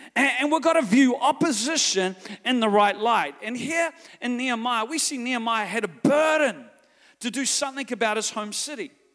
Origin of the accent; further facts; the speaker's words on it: New Zealand; I'm from New Zealand